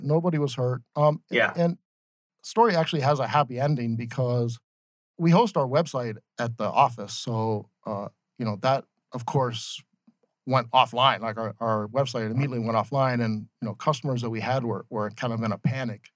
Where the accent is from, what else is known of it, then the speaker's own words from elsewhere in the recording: Ohio, United States; moved away as an adult; also born or lived in Boston; now in Phoenix, United States; I grew up in Ohio